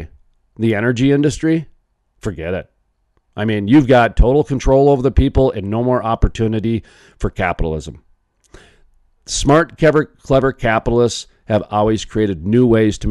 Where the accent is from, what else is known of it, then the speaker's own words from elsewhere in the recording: North Dakota, United States; North Dakota, my home state